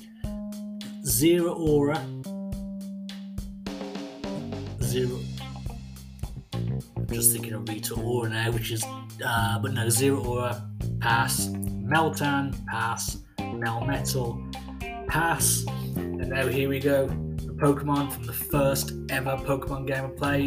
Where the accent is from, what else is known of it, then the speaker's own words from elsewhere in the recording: England, United Kingdom; I am from England